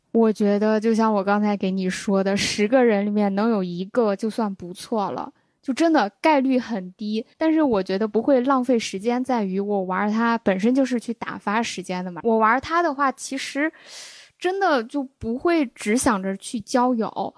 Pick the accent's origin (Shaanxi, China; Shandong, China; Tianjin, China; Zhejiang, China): Shaanxi, China; Xi'an; 他那时候也没意识到我是西安的